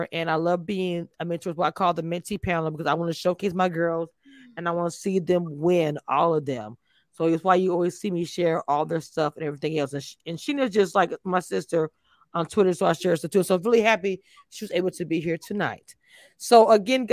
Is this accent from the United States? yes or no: yes; the South, United States; I am from the South